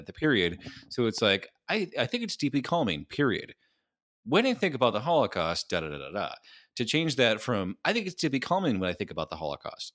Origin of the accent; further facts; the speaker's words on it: Lansing, Michigan, United States; I'm from fucking Lansing, Michigan